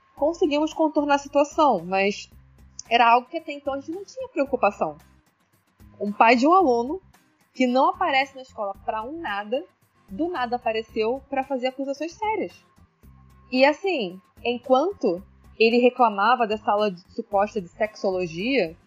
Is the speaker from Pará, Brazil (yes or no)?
no; Baixada Fluminense, Rio de Janeiro, Brazil; Eu sou nascida e criada na Baixada Fluminense